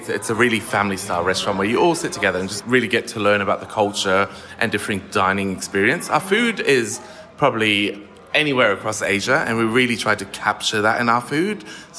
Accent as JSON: {"language": "English", "country": "Germany", "tie": "born or raised there", "also_born_or_lived": "Manchester, United Kingdom", "lives_now": "Australia", "said": "I was born in Manchester and then lived in Germany for 12 years because my dad got stationed there with the British Army. So that's where I did all my studies."}